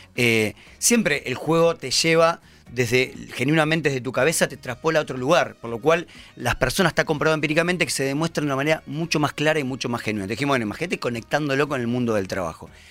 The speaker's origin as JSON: {"language": "Spanish", "town": "Pergamino", "region": "Buenos Aires Province", "country": "Argentina", "also_born_or_lived": "Chile", "moved": "as an adult", "lives_now": "Buenos Aires, Argentina", "said": "Yo soy pergaminense, en realidad. A los 18 años me vine a estudiar a Buenos Aires"}